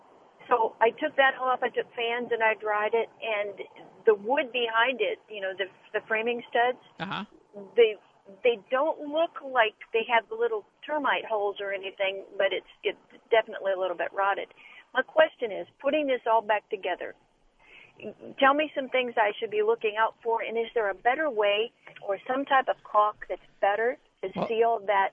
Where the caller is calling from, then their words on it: Humble, Texas, United States; I'm calling you I'm calling you from Humble, Texas, and I have a problem in my master bathroom that I'm hoping you can help me remedy.